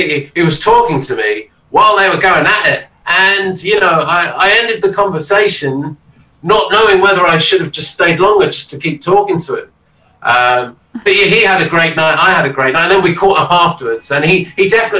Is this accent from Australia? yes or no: no; London, United Kingdom; moved away as an adult; now in Brighton, United Kingdom; I'm born in London, though, so I only just moved away from the kind of hometown to just kind of get a bit more sunshine